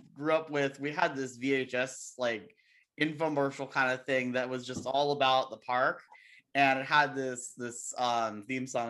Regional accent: Las Vegas, Nevada, United States; moved away; I'm from Vegas

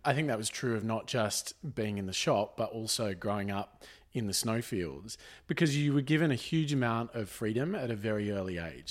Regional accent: Jindabyne, New South Wales, Australia; we grew up in Jindabyne

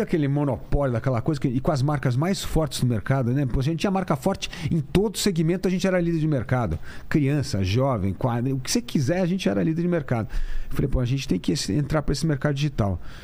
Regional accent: São Paulo, Brazil; eu sou aqui de São Paulo mesmo

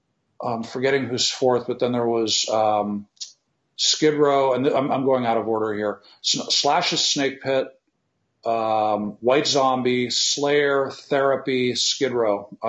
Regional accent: Scotland, United Kingdom; born there; I was actually born in Scotland to American parents who were living abroad.

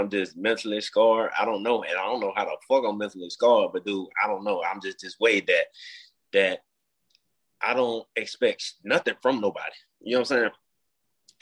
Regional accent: Mobile, Alabama, United States; I grew up in Mobile, Alabama

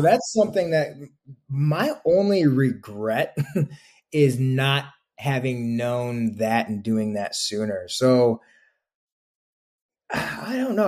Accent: Toledo, Ohio, United States; moved away as an adult; also born or lived in Chicago; I'm originally from Ohio

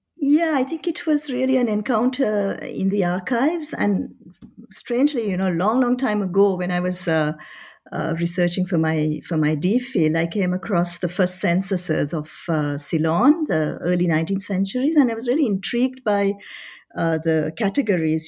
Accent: Paris, Île-de-France, France; moved away as an adult; also born or lived in Colombo, Sri Lanka / Oxford, United Kingdom; I was I was born in Colombo during a holiday of my parents. Uh, by the time they had moved to to Paris. Uh, so I studied in Paris. Uh, I was there for 21 years

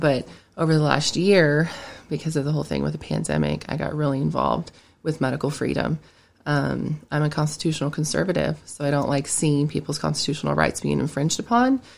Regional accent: Alexandria, Indiana, United States; also born or lived in Greenfield, Indiana / Greenwood, Indiana; now in Knightstown, United States; I'm from Alexandria, grew up there, and then I moved to Greenfield

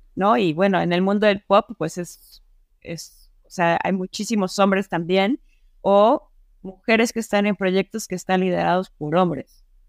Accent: Mexico; acá en México

